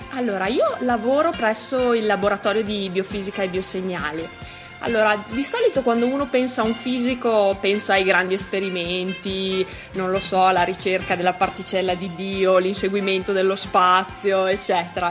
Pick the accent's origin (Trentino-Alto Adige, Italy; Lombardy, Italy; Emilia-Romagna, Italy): Trentino-Alto Adige, Italy; Pinzolo; moved away as an adult; also born or lived in Tione; now in Trento, Italy; vengo da Pinzolo, provincia di Trento